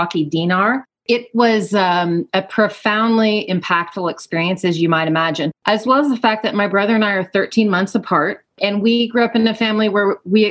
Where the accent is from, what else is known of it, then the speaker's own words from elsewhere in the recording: Georgia, United States; moved away as an adult; also born or lived in Portland, Oregon; now in Central Oregon, United States; I'm actually originally from Georgia, and I lived in Georgia until I was 28 when I relocated across the country to Portland for graduate school